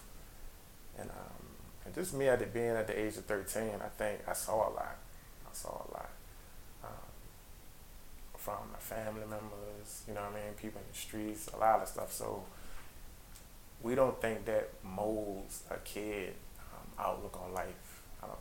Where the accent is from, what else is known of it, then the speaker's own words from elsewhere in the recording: Petersburg, Virginia, United States; I'm originally from Petersburg, Virginia. So growing up there